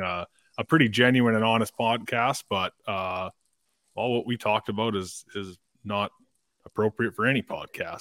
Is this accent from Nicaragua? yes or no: no; Dryden, Ontario, Canada; I grew up in Dryden. That's, uh, that's where I spent the first fifteen or so years of my life